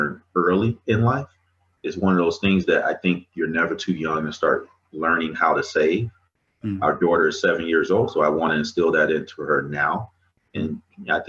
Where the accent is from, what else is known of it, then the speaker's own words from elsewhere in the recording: Chicago, Illinois, United States; also born or lived in Mississippi; I grew up in Mississippi and Chicago. So I moved to Chicago when I was probably around 8 years old. And growing up in Chicago is not easy